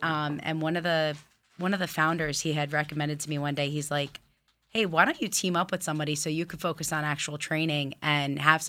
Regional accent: West Islip, New York, United States; I'm from West Islip

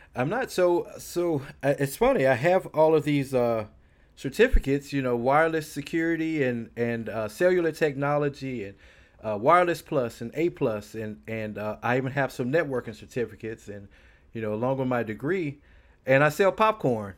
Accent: Houston, Texas, United States; I was born here in Houston, Texas. I lived here all of my life

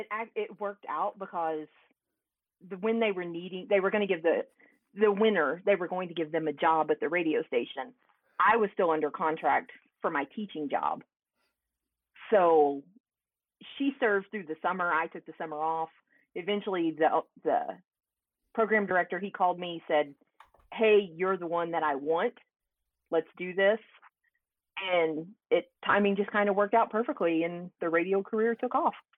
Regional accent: Henderson, Kentucky, United States; moved away as an adult; also born or lived in Tennessee; now in Evansville, United States; I grew up on the Kentucky side of the bridge.

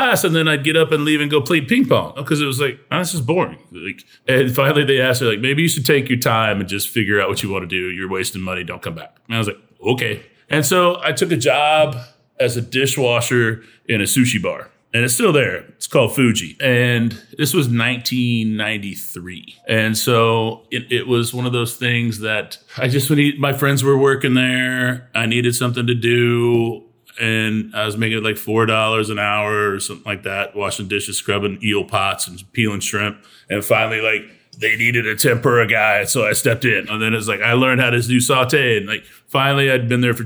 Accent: Tulsa, Oklahoma, United States; moved away; also born or lived in Nebraska; I grew up in Tulsa. I was born in Nebraska, okay, but I grew up in Tulsa.

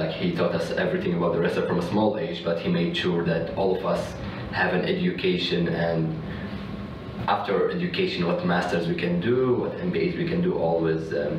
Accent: Kuwait; also born or lived in Lebanon; So I'm from Lebanon. I live in Kuwait. So my family lives in Kuwait. We own a family business, a restaurant. So we have some restaurants in the Middle East. That's where we grow, me and my two brothers.

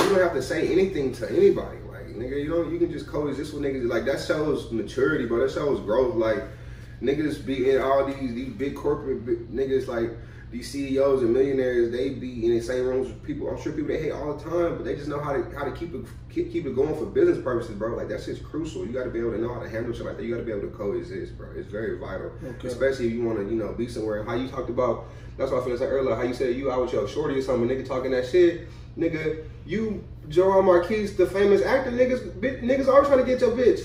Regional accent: Easton, United States; I'm from Easton.

